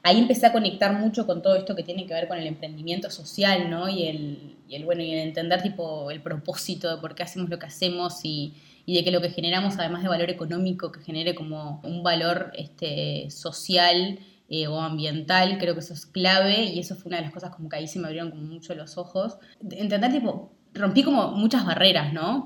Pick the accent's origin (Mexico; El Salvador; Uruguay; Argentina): Uruguay; Rivera; now in Montevideo, Uruguay; yo nací acá en Rivera, que es el norte de Uruguay con Brasil